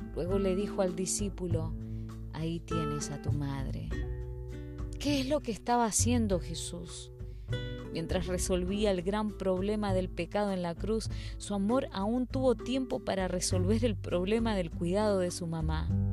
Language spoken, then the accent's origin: Spanish; Spain; En mi país